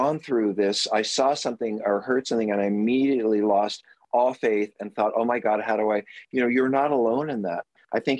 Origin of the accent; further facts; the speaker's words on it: New York, United States; moved away; I'm a New Yorker